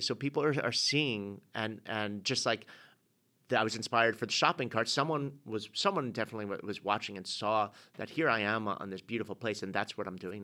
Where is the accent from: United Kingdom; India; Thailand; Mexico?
United Kingdom; England; being an English guy